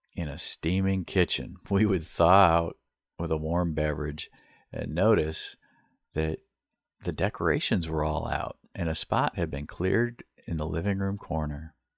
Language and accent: English; Beaver Island, Michigan, United States; growing up on Beaver Island